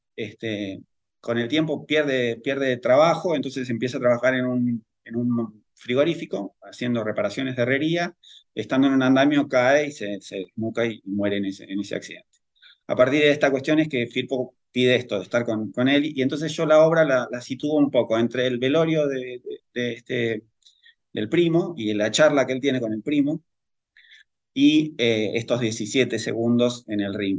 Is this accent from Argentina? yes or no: yes; El Palomar, Buenos Aires Province, Argentina; yo soy del Gran Buenos Aires, del Palomar